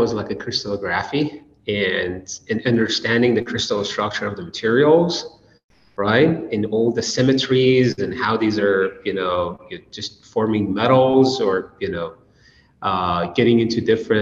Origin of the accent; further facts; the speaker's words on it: Iran; moved away as an adult; also born or lived in Toledo, Ohio; now in United States; I was grew up in Iran, and I did my bachelor and master degree at the University of Tehran in Iran